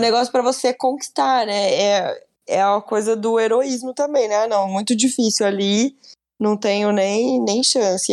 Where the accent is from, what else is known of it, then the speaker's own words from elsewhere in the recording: Brazil; Somos brasileiros